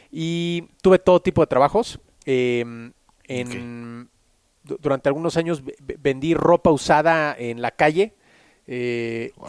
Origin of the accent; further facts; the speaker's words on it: Mexico City, Mexico; born there; nací en la Ciudad de México, tengo 35 años, nací en 1985